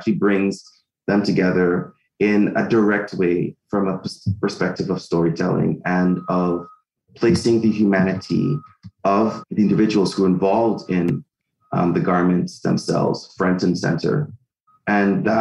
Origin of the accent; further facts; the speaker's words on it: Guyana; now in Canada; I'm from Guyana in South America. I've lived in Canada for half of my life.